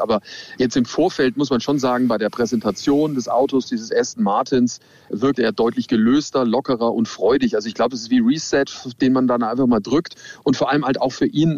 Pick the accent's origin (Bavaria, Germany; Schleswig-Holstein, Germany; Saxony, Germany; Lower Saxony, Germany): Bavaria, Germany; Nuremberg; ich komme aus Nürnberg und mein Opa, der hat mich immer mitgenommen an den Norrisring